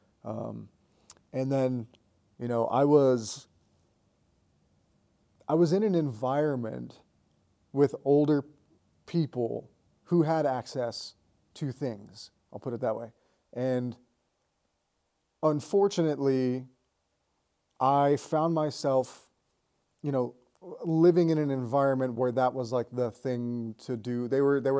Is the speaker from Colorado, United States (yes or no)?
yes; Colorado Springs, Colorado, United States; moved away as an adult; also born or lived in Florida; I grew up in Colorado Springs, Colorado.